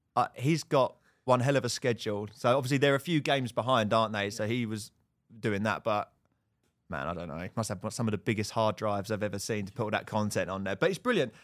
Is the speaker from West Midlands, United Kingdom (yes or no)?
no; Bishop's Stortford, East of England, United Kingdom; I grew up in Bishop's Dortford.